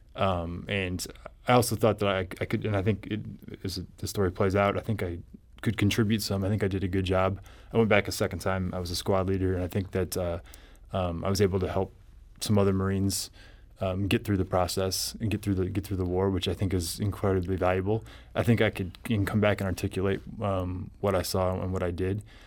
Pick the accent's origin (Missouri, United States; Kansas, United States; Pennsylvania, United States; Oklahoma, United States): Missouri, United States; Columbia; I grew up in Columbia